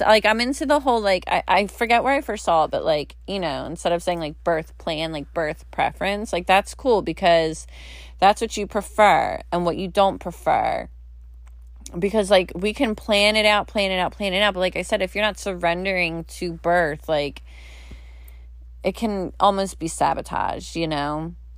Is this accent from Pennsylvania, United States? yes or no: yes; Philadelphia, Pennsylvania, United States; I grew up in Philly. You go to Philly or South Jersey, we say water. It's W O O D E R